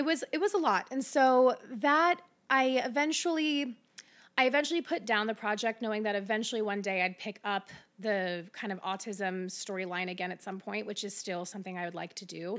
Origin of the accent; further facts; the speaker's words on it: Middletown, Ohio, United States; also born or lived in Austin, Texas; now in Cincinnati, United States; I grew up in Middletown